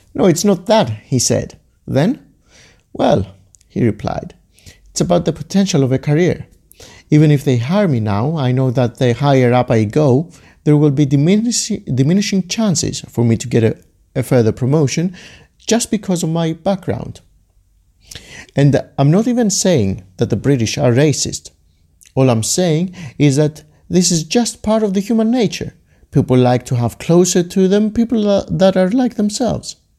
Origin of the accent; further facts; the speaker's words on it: Greece; Growing up in Greece like I did